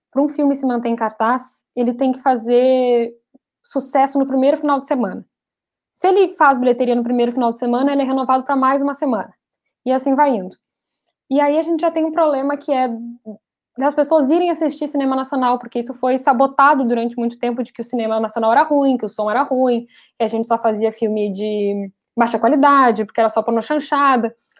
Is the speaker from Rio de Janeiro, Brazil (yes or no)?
no; Rio Grande do Sul, Brazil; eu sou gaúcha